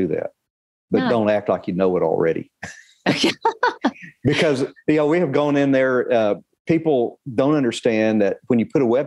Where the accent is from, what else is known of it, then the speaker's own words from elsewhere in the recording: Arlington, Texas, United States; also born or lived in Duncan, Oklahoma; I was born in Duncan, Oklahoma, but I was raised in Arlington